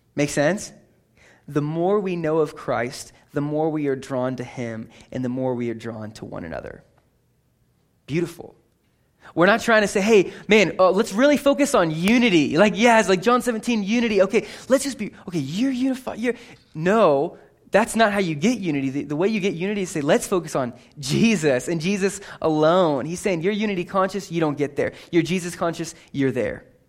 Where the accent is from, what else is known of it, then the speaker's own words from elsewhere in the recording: California, United States; I grew up in California.